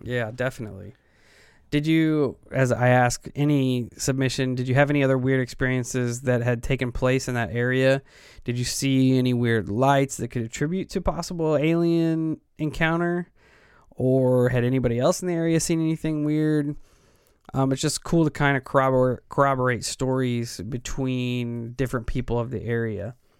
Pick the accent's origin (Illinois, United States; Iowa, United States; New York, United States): Illinois, United States; we're from Illinois and we have all of our local support here